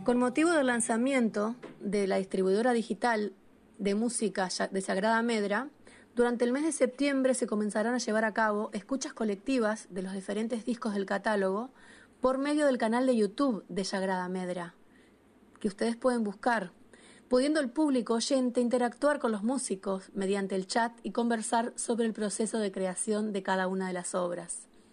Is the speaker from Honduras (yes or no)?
no; Concordia, Entre Ríos, Argentina; now in Uruguay; soy compositora de Concordia